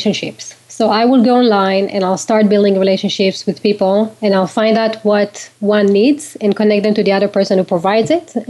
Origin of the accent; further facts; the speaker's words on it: Israel; now in United States; Well, I grew up in Israel. So in Israel, it's really not easy to start a company, like in the States.